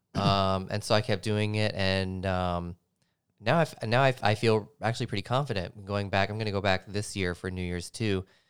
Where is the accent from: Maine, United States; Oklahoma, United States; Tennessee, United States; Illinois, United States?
Tennessee, United States; Nashville; moved away; born and raised in Nashville, Tennessee, Music City, U S A.